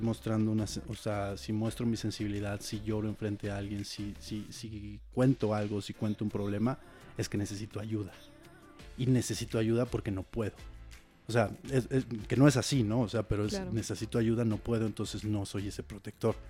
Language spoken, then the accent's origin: Spanish; Querétaro, Mexico; moved away as an adult; now in Mexico City, Mexico; yo soy de Querétaro